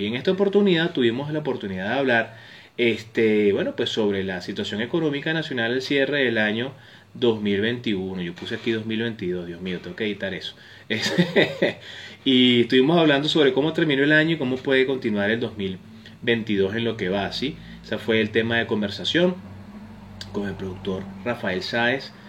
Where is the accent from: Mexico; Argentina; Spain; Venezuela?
Venezuela; en países como el nuestro, como Venezuela